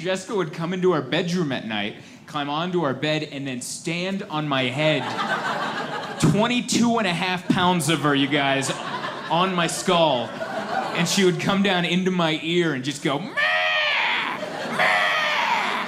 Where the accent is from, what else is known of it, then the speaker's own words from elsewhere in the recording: San Diego, California, United States; I'm from San Diego. That's where I call home. San Diego, California